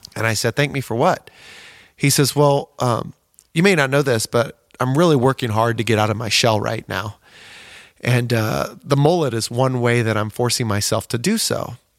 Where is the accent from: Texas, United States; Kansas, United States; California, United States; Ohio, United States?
Kansas, United States; Osawatomie; where I'm from, Osawatomie, Kansas